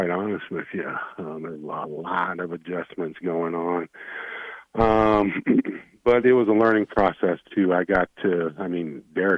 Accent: Wyoming, United States; also born or lived in Nebraska; now in Fort Collins, United States; I'm from Wyoming

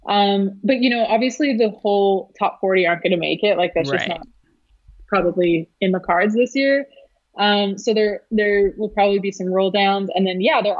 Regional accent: Canada; now in United States; I'm Canadian. I was born in Canada

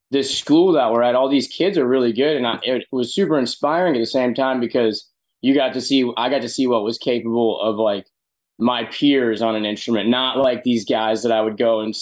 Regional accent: Birmingham, Alabama, United States; moved away; also born or lived in Nashville; the house I grew up at in Birmingham, Alabama

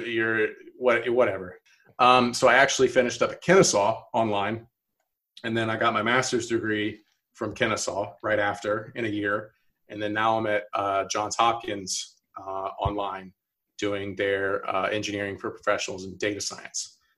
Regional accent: Alpharetta, Georgia, United States; also born or lived in North Carolina; I'm from Alpharetta, which is like 20 minutes north of Atlanta. Um, like pretty much born and raised

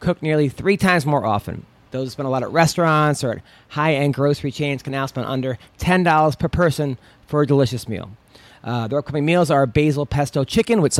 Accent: Oceanside, New York, United States; I'm actually from Long Island. I grew up in Oceanside

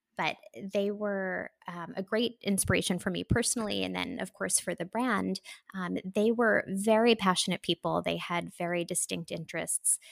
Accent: New York, United States; I am a New Yorker. I'm from New York originally

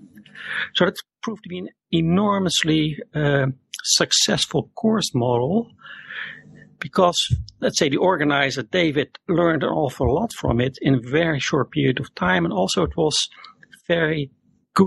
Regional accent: Netherlands; also born or lived in Zurite, Peru; born and raised in the Netherlands. I'm still living here.

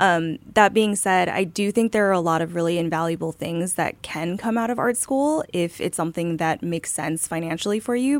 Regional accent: South Korea; moved away; I was growing up in Korea at the time

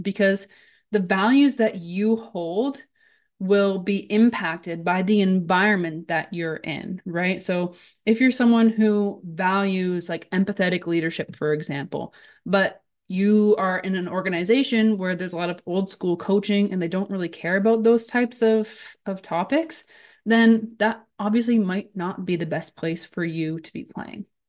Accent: Brantford, Ontario, Canada; moved away as an adult; also born or lived in Haldimand, Ontario / Stoney Creek, Ontario / eastern Canada / Hungary; now in Germany; I'm from Brantford, Ontario. I played in Brantford until, I think I was maybe fourteen

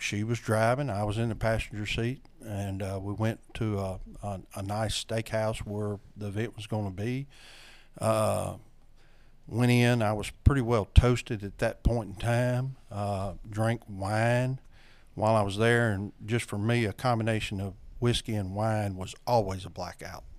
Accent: North Louisiana, United States; I am from North Louisiana, been here all my life.

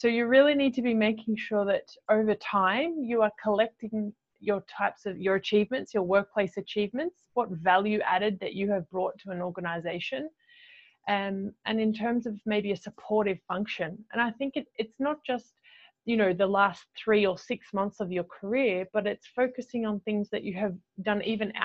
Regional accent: Australia; moved away as an adult; now in Dubai, United Arab Emirates; I am from Australia, as you mentioned. I am Australian, but as you mentioned, living in Dubai.

